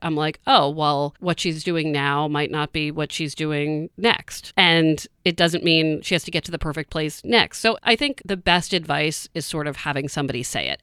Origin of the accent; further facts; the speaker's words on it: Maryland, United States; now in Boston, United States; I'm from Maryland, so I'm not from Boston